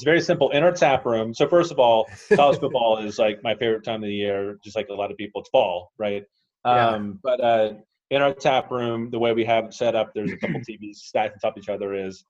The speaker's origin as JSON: {"language": "English", "region": "the South", "country": "United States", "said": "I come from the South."}